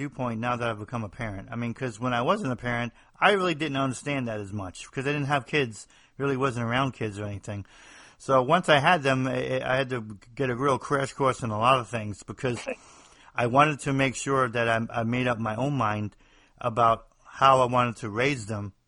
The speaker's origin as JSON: {"language": "English", "region": "New Jersey", "country": "United States", "accent": "Northeast", "moved": "as an adult", "lives_now": "the South, United States", "said": "I'm somebody from the Northeast, New Jersey, actually"}